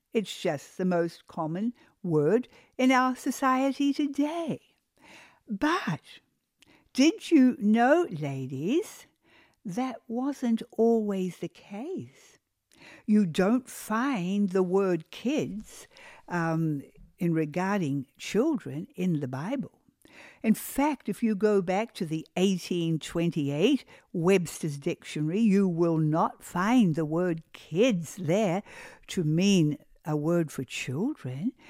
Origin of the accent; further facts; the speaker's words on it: New Zealand; also born or lived in Australia; now in United States; I am originally a New Zealander. I come from New Zealand